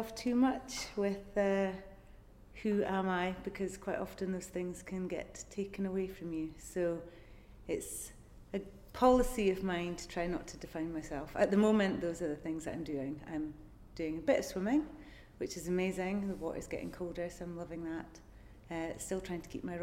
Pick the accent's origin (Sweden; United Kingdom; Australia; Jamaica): United Kingdom; Aberdeenshire, Scotland; also born or lived in Bristol / Edinburgh / New York; now in Lake District, United Kingdom; I was born in the northeast of Scotland, and I had a pretty cool upbringing. I wasn't feral, definitely not feral, but I had a nice creative upbringing. I was encouraged to, well, basically just play outside all the time. So growing up in Aberdeenshire was amazing